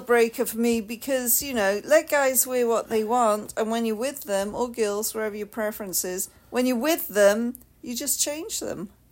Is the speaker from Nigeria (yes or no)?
no; United Kingdom; I'm the Brit.